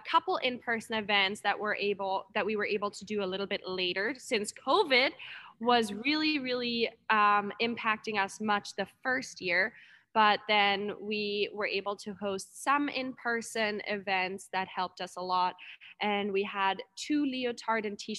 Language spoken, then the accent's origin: English; Germany; now in Anchorage, United States; I'm from Germany, a lot of my friends and family from back home